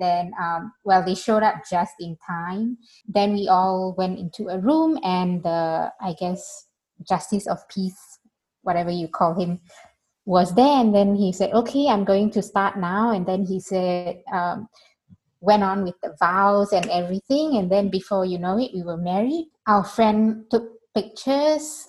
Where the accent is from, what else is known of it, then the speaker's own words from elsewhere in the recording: Singapore; moved away as an adult; now in Berlin, Germany; I'm a Singaporean citizen.